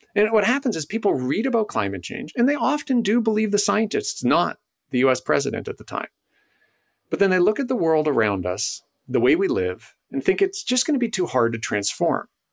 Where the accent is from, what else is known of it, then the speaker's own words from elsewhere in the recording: Canada; I'm Canadian